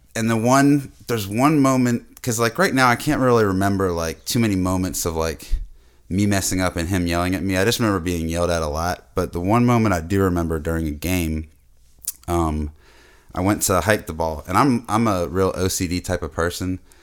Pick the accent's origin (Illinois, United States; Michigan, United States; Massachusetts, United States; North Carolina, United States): Massachusetts, United States; Boston; moved away; was born in Boston, but it's not like I'm, uh, really a city, city boy